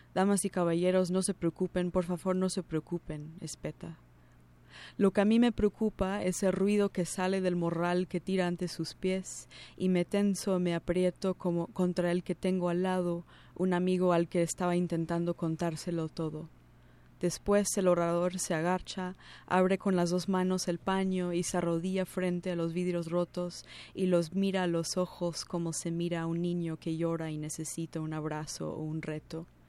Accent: New Jersey, United States; first language English; Spanish is a second language; moved away as an adult; also born or lived in New York City; now in Mexico City, Mexico; nací en Nueva York, crecí en los suburbios de esa ciudad, en el estado de Nueva Jersey. Vivo en México DF desde hace unos seis años casi

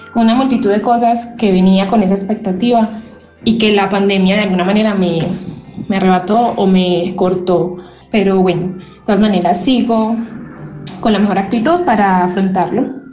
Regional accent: Colombia; moved away as an adult; now in Mexico; vengo de Colombia y vine a hacer mi séptimo semestre acá en la ENS

